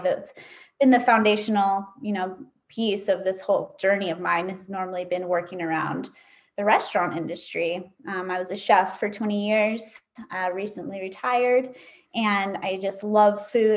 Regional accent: Tahoe City, California, United States; also born or lived in Kauai, Hawaii; now in Maui, United States; I was actually born on the island of Kauai, but I grew up in Northern California. Um, I grew up in a little town around Lake Tahoe called Tahoe City, California

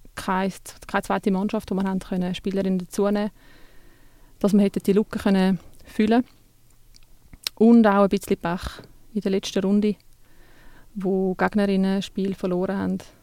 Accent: Switzerland; Bei uns in der Schweiz

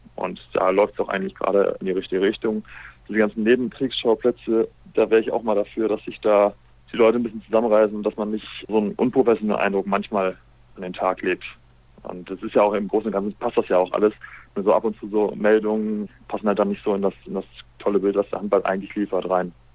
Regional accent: Essen, North Rhine-Westphalia, Germany; moved away as an adult; ich bin ja ursprünglich ein Essener, ausgebildet, groß geworden beim Schulsam Essen

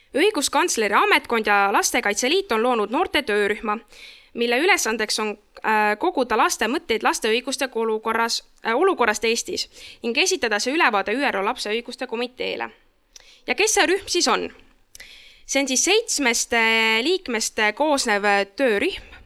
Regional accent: Saare County, Estonia; tulen Saaremaalt

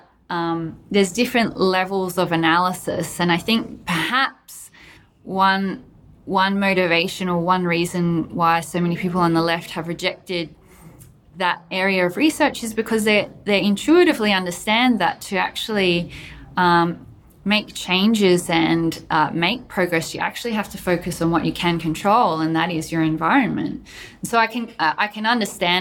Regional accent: Australia; I'm Australian

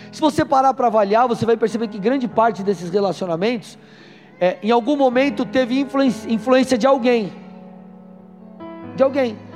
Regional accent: São Paulo, Brazil; moved away as an adult; Eu eu sou paulistano, nasci em São Paulo, capital, fiquei até meus 23 anos lá e mudei para o Paraná.

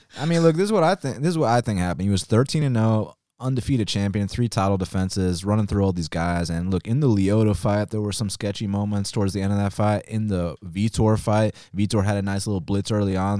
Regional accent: Atlanta, Georgia, United States; I was born and raised in Atlanta, Georgia, um, lived here my whole life

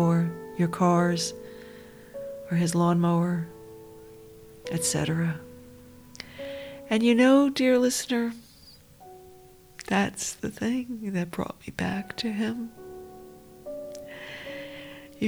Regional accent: New York, United States; I grew up down near New York City

